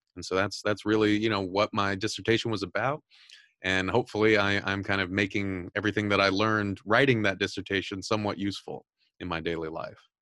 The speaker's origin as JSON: {"language": "English", "region": "Southern California", "country": "United States", "tie": "born or raised there", "said": "I'm originally from Southern California. Um, I've mentioned this on the show a lot of times that I grew up very Catholic and very conservative"}